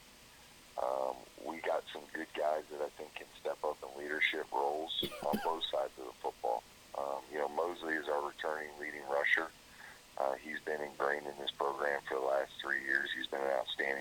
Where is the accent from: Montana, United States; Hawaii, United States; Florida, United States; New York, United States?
Florida, United States; South; moved away; I was from South Florida